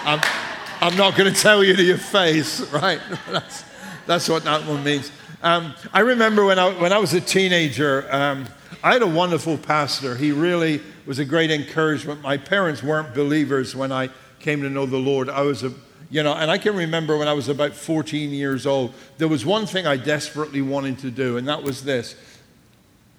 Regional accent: England, United Kingdom; because we're English

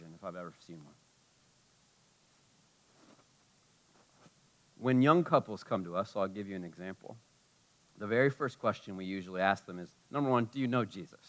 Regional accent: United States; being an American like me

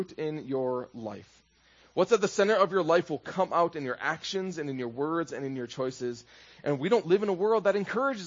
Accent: Minnesota, United States; When I was in high school in Minnesota

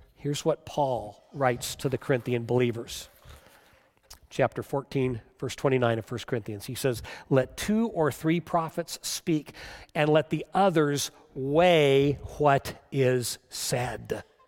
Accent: United States; as American Christians

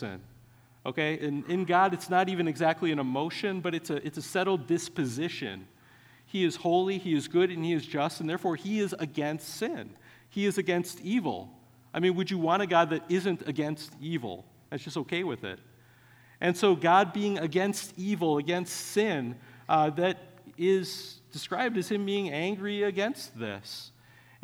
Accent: Wisconsin, United States; I grew up in Wisconsin.

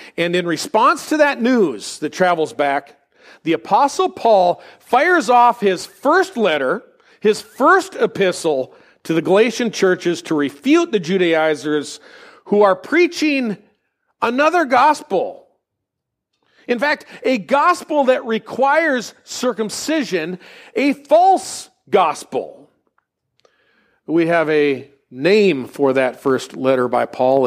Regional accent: United States; we as American Gentiles

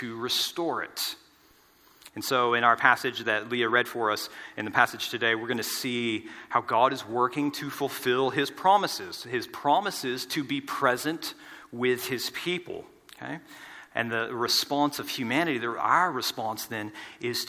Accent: United States; moved away as an adult; now in Australia; our families are in the States

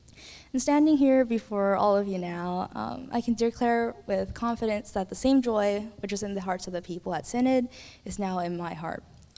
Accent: Illinois, United States; also born or lived in Texas; I'm currently a senior at Windermere High School. So I grew up in Illinois and Texas for most of my life

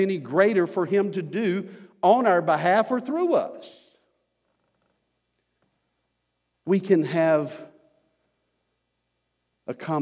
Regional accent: United States; us as American Christians

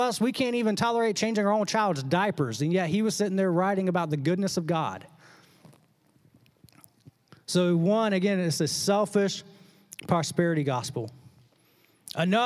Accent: the South, United States; growing up in the South

